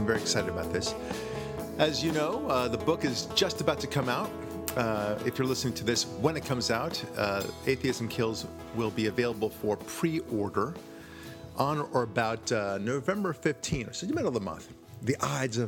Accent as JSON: {"language": "English", "country": "United States", "also_born_or_lived": "Israel", "said": "I'm proud of being an American"}